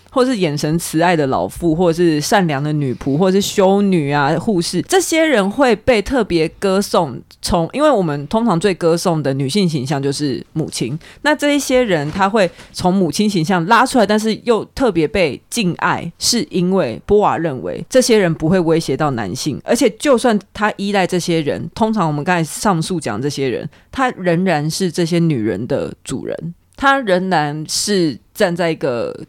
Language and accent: Chinese; Taiwan; 可能像呃我们台湾人华人习俗结婚